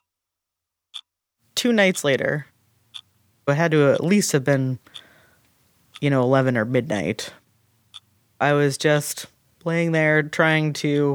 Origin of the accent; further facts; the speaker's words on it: Lunenburg, Massachusetts, United States; I grew up in Lunenburg, Massachusetts